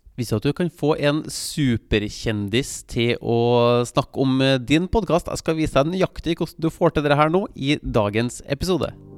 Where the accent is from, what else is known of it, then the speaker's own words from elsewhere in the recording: Trondheim, Trøndelag, Norway; moved away as an adult; jeg vokste jo opp i Trondheim. Jeg bodde der fra jeg ble født, helt til jeg flytta som ja, 18-19-åring